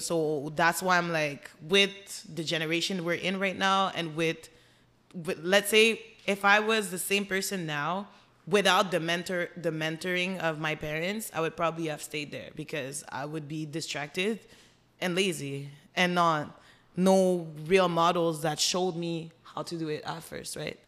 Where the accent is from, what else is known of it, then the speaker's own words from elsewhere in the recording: Montreal, Quebec, Canada; we grew up in Montreal, Côte des Neiges, and then moved outside in the suburbs.